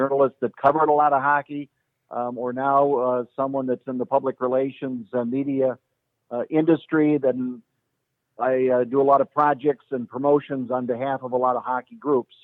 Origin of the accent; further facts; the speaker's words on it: Minneapolis, Minnesota, United States; I grew up on Queen Avenue in Minneapolis, 51st and Queen